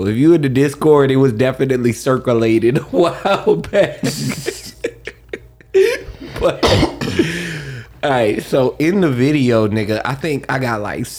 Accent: Florida, United States; I am from Florida.

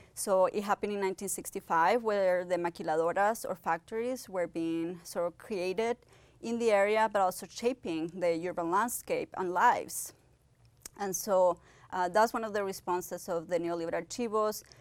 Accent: Ciudad Juárez, Chihuahua, Mexico; moved away as an adult; also born or lived in Pittsburgh, United States; I was born in Chihuahua, Mexico, and I basically grew up in Ciudad Juarez, the border between United States and Mexico.

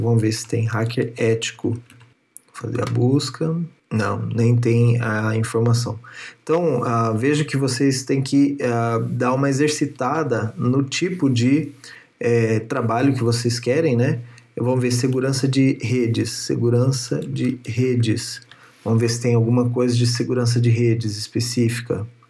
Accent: Paraná, Brazil; moved away as an adult; now in São Paulo, Brazil; eu nasci no Paraná e vim morar em São Paulo, porque era uma área que eu queria trabalhar na área de segurança

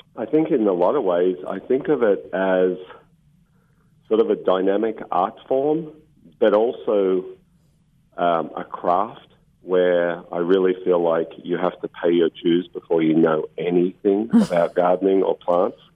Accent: Victoria, Australia; moved away as an adult; also born or lived in Mornington Peninsula, Victoria / United Kingdom; now in Monterey, United States; I was 11 and I moved to a place called the Mornington Peninsula on the southern coast of Australia

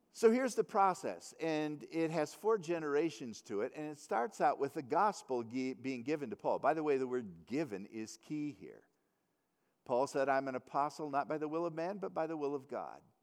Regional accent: United States; being an American

